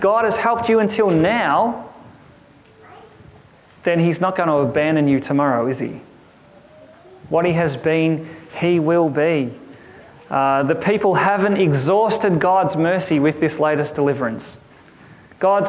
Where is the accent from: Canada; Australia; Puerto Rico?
Australia; Kerang, Victoria; The town I grew up in Kerrang, had this massive clock tower in the middle of the town, and it was referred to as the Memorial Clock Tower